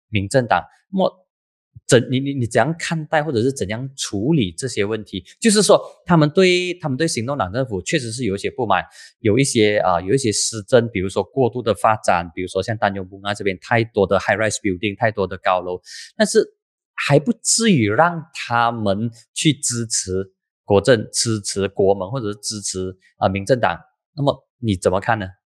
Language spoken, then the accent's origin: Chinese; Air Itam, Penang, Malaysia; 因为我的老家就在槟城，我是爱当的。